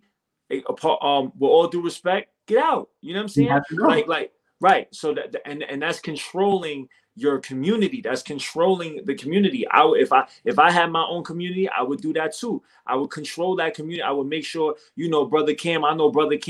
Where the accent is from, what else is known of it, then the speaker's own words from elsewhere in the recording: United States; I'm American. I was born and raised here